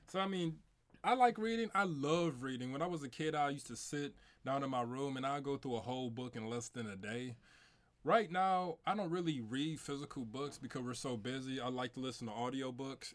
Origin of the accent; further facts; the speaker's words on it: St. Louis, Missouri, United States; I grew up in Saint Louis, South Saint